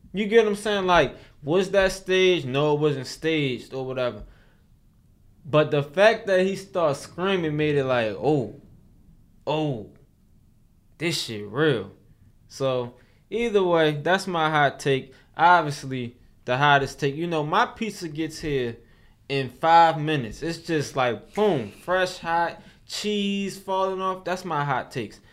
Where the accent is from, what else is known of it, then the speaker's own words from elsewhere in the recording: Baltimore, Maryland, United States; I'm from Baltimore.